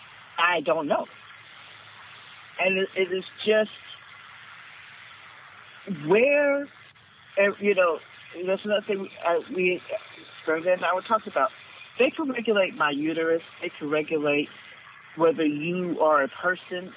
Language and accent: English; Los Angeles, California, United States; grew up in South Central Los Angeles in the 1980s, in the middle of the crack wars